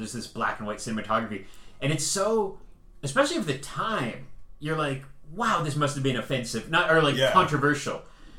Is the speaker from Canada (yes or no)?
yes; Canada; also born or lived in Vancouver; I'm a Canadian.